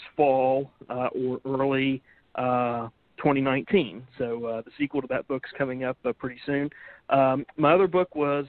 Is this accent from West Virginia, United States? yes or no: yes; West Virginia, United States; moved away; I'm from West Virginia originally